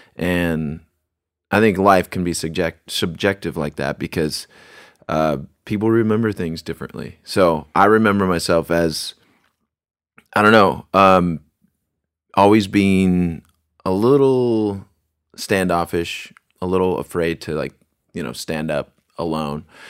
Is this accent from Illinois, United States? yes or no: no; Bremerton, Washington, United States; I was born in Bremerton